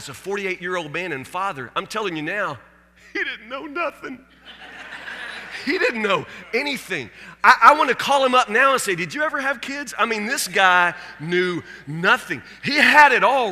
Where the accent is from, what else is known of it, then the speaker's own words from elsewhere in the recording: Warren County, Kentucky, United States; When I was a kid growing up in Warren County, Kentucky